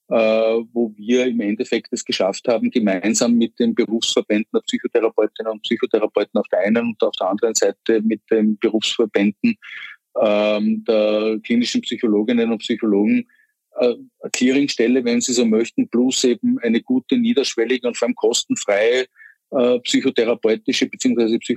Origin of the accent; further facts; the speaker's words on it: Vienna, Austria; die Deutschen sagen wir Kiez, bei uns in Wien würde man sagen das Kretzel